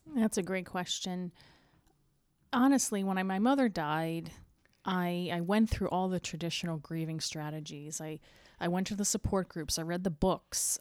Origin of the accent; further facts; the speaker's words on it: the Eastern Shore, Maryland, United States; we grew up in Maryland, the Eastern Shore